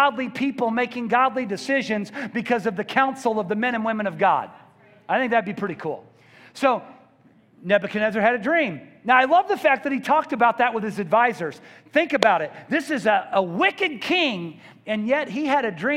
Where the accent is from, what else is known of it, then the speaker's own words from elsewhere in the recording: Columbia, Missouri, United States; I grew up in Columbia, and we only got a baseball game on TV every other Sunday.